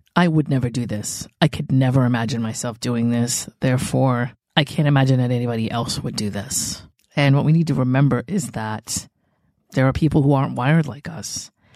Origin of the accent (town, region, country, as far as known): New England, United States; born or raised there